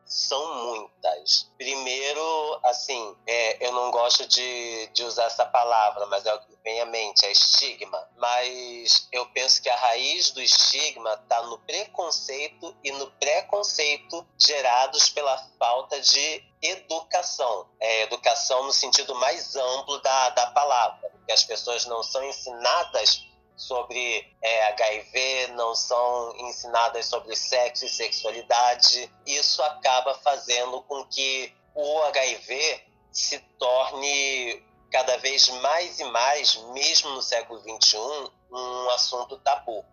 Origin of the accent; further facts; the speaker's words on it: Rio de Janeiro, Brazil; cidade do Rio de Janeiro, que é minha cidade natal